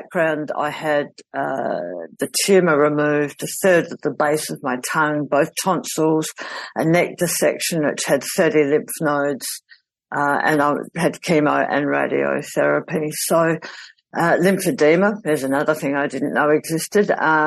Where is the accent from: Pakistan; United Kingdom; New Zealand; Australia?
Australia; South Australia; my hometown in South Australia.